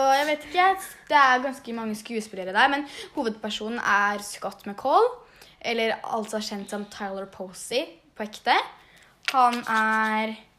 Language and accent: Norwegian; Svinndal, Østfold, Norway; born or raised there; also born or lived in Jeløya, Moss